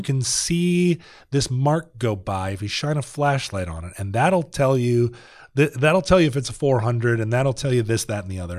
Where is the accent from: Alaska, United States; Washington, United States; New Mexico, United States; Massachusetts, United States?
Alaska, United States; the real Suburbans that I grew up with in Alaska